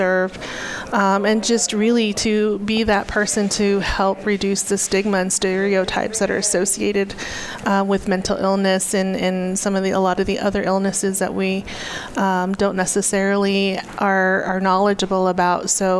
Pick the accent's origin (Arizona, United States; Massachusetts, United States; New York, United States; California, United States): Arizona, United States; And I come from the Hopi tribe in northeastern Arizona, and also come from a military family.